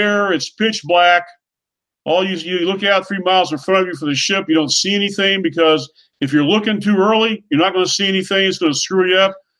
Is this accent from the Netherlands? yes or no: no; Oklahoma, United States; My call sign, …. I'm from Oklahoma